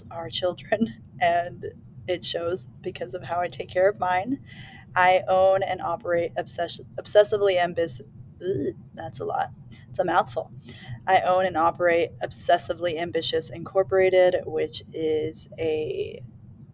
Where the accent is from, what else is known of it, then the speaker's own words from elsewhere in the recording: California, United States; I was born and raised in California